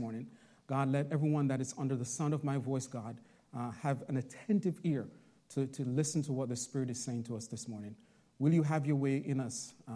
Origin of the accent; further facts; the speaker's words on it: Jamaica; also born or lived in Bronx, New York; now in Long Island, United States; I'm originally from Jamaica